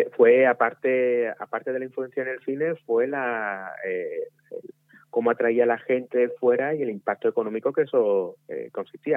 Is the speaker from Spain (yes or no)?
yes; Pizarra, Andalusia, Spain; mi pueblo donde nací.